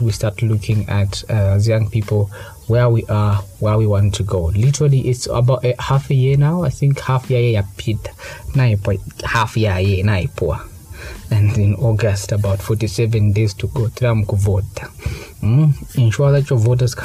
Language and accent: English; Kabwe, Central Province, Zambia; moved away; also born or lived in Lusaka; I traveled to Kawe. That's my hometown.